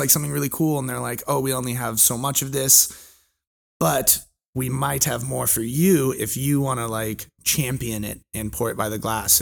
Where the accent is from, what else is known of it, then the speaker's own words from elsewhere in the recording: California, United States; moved away; also born or lived in Hawaii; I'm originally from California, my family lives in Orange County.